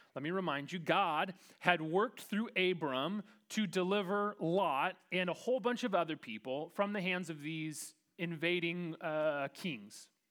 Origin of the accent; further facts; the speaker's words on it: Kansas, United States; as a proud Kansan